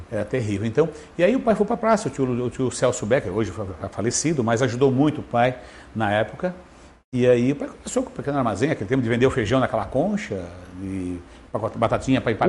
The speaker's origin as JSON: {"language": "Portuguese", "town": "São Ludgero", "region": "Santa Catarina", "country": "Brazil", "tie": "born or raised there", "said": "eu nasci na Ponte Baixa em 12 de 12 de 1970"}